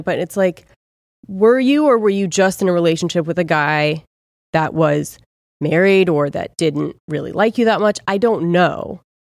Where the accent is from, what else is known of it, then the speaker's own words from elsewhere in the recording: Ojai, California, United States; I'm from Ojai